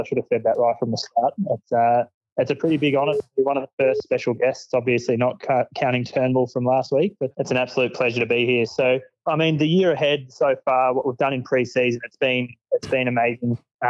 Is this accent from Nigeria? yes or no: no; Heathmont, Victoria, Australia; I grew up in Heathmont and I've sort of lived there my whole life